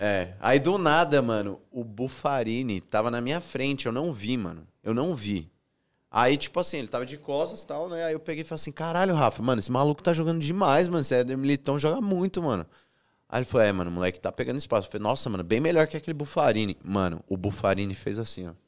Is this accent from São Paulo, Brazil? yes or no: yes; Presidente Prudente, São Paulo, Brazil; Eu sou de Presidente Prudente